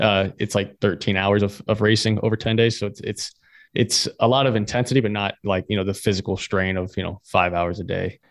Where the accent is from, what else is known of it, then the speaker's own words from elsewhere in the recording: Florida, United States; I'm from Florida, so Spanish, you hear a lot